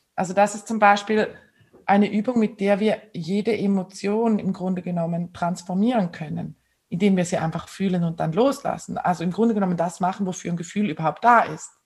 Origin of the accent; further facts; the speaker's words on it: Switzerland; bei uns in der Schweiz